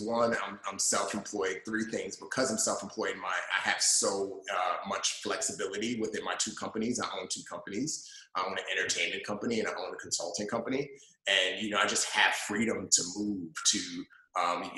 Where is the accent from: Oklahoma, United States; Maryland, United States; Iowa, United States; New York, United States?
New York, United States; New York City; also born or lived in Nigeria; I grew up in the Bronx and grew up in a rough neighborhood